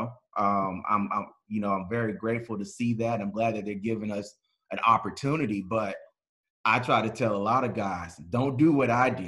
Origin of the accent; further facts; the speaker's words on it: Sierra Vista, Arizona, United States; But yeah, Sierra Vista, Arizona, man, that's my hometown. Southeast corner, right by.